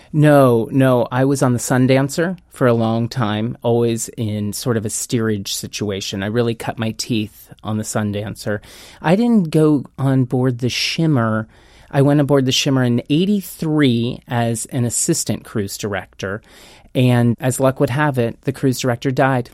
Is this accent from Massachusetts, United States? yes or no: no; Lawrence, Kansas, United States; moved away as an adult; also born or lived in Los Angeles; I'm born and bred in Lawrence, Kansas. I was a country boy turned city mouse. Uh, when I turned 18, I went to LA with big dreams and no money